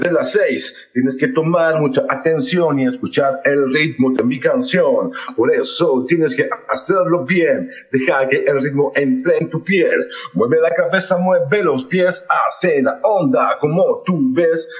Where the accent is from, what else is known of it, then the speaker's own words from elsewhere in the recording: Santiago, Santiago Metropolitan Region, Chile; also born or lived in Chiloé; Nacido y criado en Chile, nacido y criado en Santiago de Chile